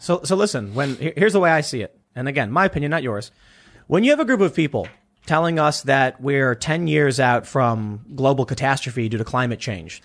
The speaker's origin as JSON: {"language": "English", "town": "Chicago", "region": "Illinois", "country": "United States", "said": "I come from Chicago"}